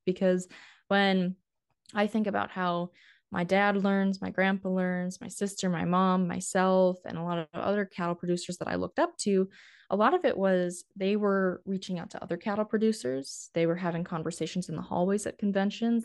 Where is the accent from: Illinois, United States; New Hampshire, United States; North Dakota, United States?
North Dakota, United States; Steele; accent: northern; also born or lived in Nebraska; I'm originally from North Dakota. So my hometown is Steele, which is about forty miles east of Bismarck